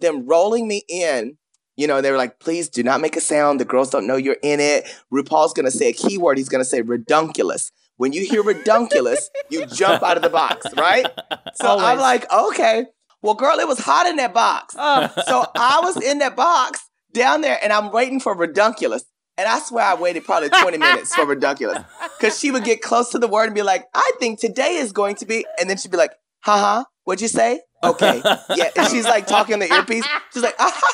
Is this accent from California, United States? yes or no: no; Paris, Texas, United States; I grew up in a small town. You remember, I'm from Paris, Texas.